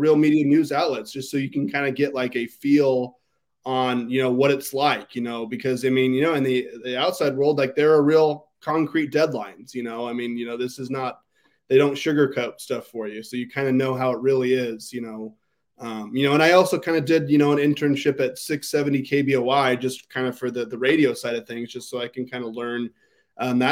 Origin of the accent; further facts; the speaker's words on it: Ontario, Oregon, United States; also born or lived in Boise, Idaho; the Argus Observer, which I would later work for, which was my hometown newspaper